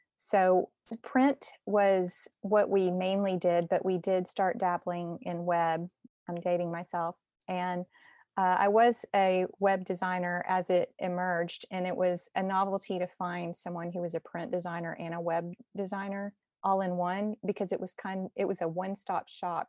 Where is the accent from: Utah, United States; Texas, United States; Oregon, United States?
Texas, United States; Austin; moved away as an adult; also born or lived in Cincinnati / Italy; now in Nashville, United States; I'm actually from Texas by way of Cincinnati to here